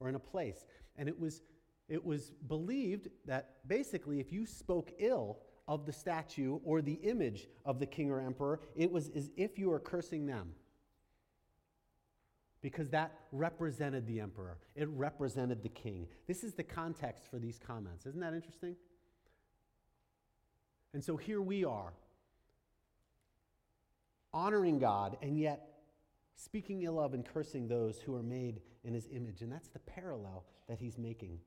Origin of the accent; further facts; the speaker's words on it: Pittsburgh, Pennsylvania, United States; moved away; I grew up in Pittsburgh, and I went back to Pittsburgh, and I went back to my elementary school